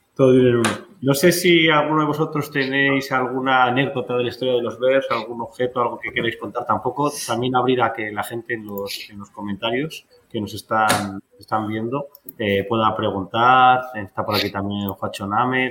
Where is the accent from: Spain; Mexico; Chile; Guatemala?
Spain; los que somos de España